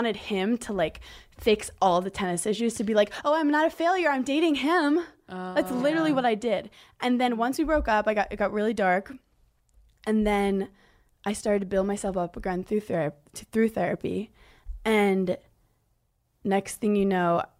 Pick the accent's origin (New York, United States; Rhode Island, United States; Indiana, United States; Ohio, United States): New York, United States; New York City; I grew up in Brooklyn